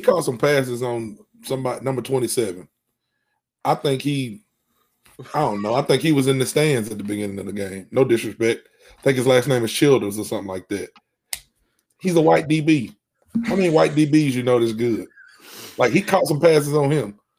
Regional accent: Alabama, United States; I'm from Alabama

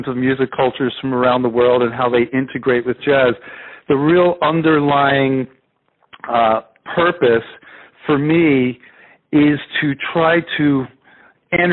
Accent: outside of Philadelphia, Pennsylvania, United States; now in California, United States; I grew up outside of Philadelphia

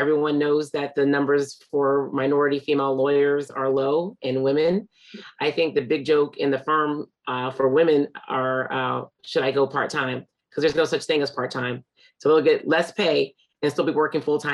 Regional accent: Hamden, Connecticut, United States; at that time we grew up in Hamden

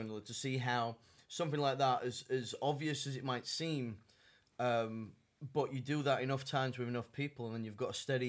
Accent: Australia; from Australia.

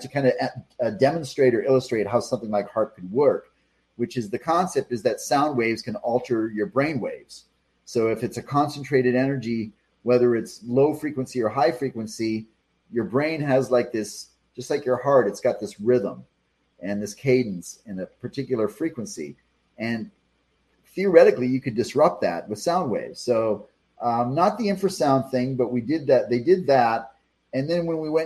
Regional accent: Texas, United States; I am Texan

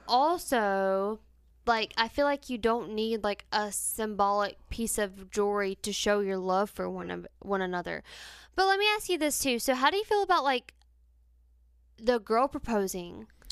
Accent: North Carolina, United States; we're metro-, politan in North Carolina too

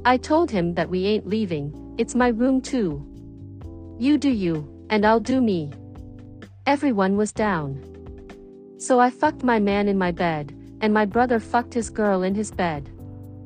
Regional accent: New York, United States; also born or lived in White Plains, New York; I grew up in the Bronx

